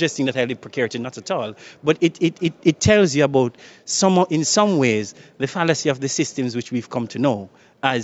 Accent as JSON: {"language": "English", "country": "Jamaica", "also_born_or_lived": "United Kingdom", "moved": "yes", "lives_now": "Netherlands", "said": "I'm Jamaican"}